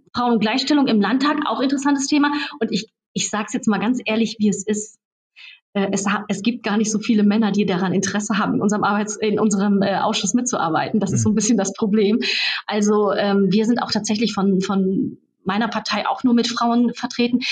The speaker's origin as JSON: {"language": "German", "area": "Raden", "region": "North Rhine-Westphalia", "country": "Germany", "tie": "born or raised there", "said": "Ich bin zum Beispiel Stadtverbandsvorsitzende der CDU bei uns in Raden, in Sina und meiner Heimatstadt"}